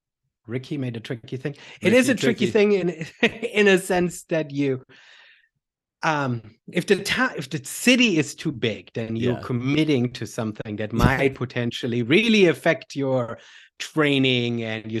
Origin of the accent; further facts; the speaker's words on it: Germany; English is a second language; I grew up back in Germany doing a whole bunch of sports, but never with a coach, never collegiate, never really focused.